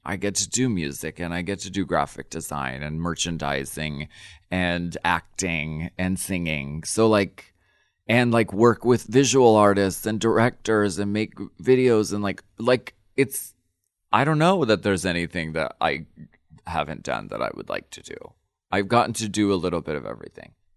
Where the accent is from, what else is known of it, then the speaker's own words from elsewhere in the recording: Erie, Pennsylvania, United States; moved away; I come from Erie, Pennsylvania, and we were very much, like, a working class family. Dad worked in the machine shop